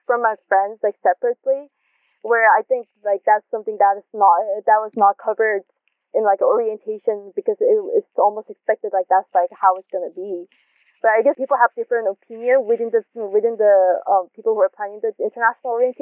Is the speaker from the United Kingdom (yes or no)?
no; South Korea; moved away; growing up in Korea where sexual education is not widely done